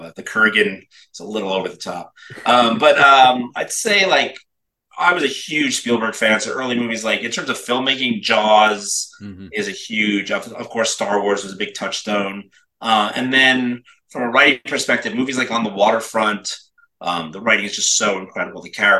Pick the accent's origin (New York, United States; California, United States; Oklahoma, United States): New York, United States; Brooklyn; now in Los Angeles, United States; I am a New Yorker. I'm from Brooklyn, New York originally, but you know, like I tell people, I don't talk like that no more. But yeah, I grew up in New York. Manhattan, and then Brooklyn, Manhattan, and then moved out to Los Angeles.